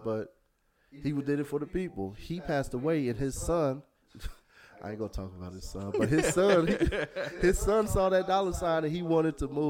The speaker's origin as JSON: {"language": "English", "area": "the Bay Area", "region": "California", "country": "United States", "moved": "yes", "lives_now": "Houston, United States", "said": "I'm from the Bay, so I'm going for the home team."}